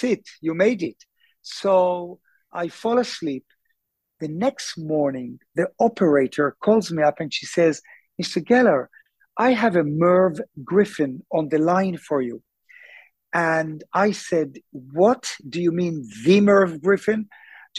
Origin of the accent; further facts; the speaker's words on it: Tel Aviv, Tel Aviv District, Israel; also born or lived in London, United Kingdom / Sonning-on-Thames, Berkshire; now in Jaffa, Israel; I was born in Tel Aviv.